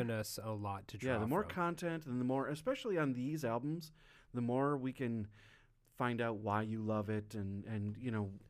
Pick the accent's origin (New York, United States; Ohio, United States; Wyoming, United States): Wyoming, United States; I grew up in Wisconsin. Yeah, I grew up, you know, same in Wyoming.